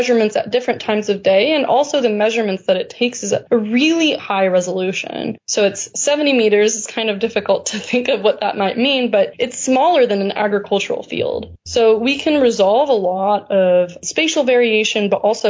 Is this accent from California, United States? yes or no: yes; California, United States; As a Californian